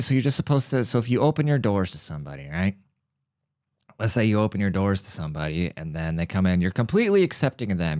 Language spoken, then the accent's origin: English; United States; America, we are the melting pot. We're a very multicultural country